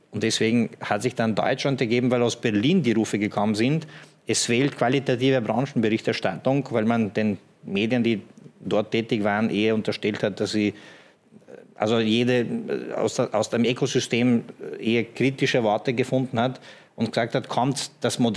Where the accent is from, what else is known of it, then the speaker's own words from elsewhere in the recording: Slovenia; Ich komme selber aus Slowenien, mein Papa aus Montenegro, bin im Ex-Jugoslawien da und dort gut vernetzt, sage ich mal.